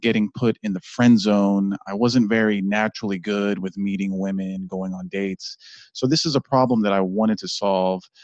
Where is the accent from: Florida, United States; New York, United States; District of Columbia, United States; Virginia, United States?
District of Columbia, United States; Washington; also born or lived in Maryland; I was born in Washington, D C